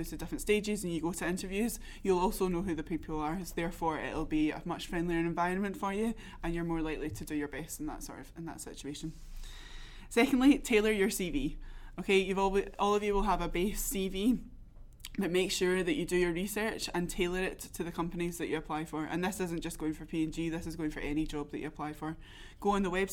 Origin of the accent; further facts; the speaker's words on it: Glasgow, Scotland, United Kingdom; also born or lived in Newcastle; now in Reading, United Kingdom; I'm from Glasgow originally